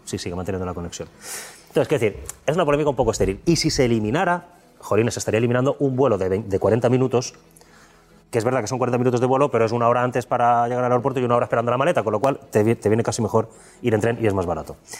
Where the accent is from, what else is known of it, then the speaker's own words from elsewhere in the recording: Alcoy, Valencian Community, Spain; yo soy de Alcoy